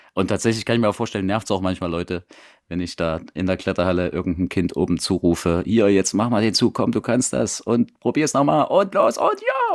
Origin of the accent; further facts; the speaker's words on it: Saxon Switzerland, Saxony, Germany; moved away as an adult; now in Leipzig, Germany; da ich ja ursprünglich aus der sächsischen Schweiz komme, also ich bin im Elbsandsteingebirge groß geworden